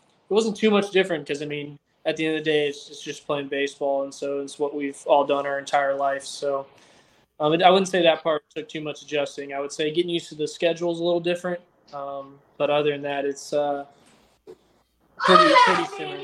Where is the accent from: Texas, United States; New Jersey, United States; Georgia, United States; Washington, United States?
Georgia, United States; I was from Georgia